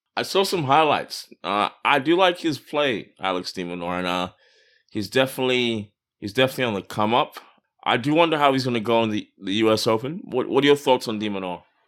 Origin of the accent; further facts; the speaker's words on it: Perth, Western Australia, Australia; moved away; also born or lived in Melbourne / Brisbane; I grew up in Perth, but I also lived in Melbourne and Brisbane.